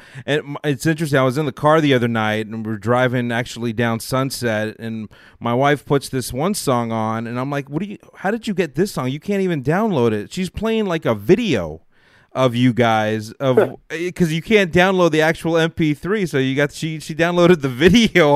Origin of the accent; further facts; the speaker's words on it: Los Angeles, California, United States; I'm in Los Angeles. I grew up. I was born right here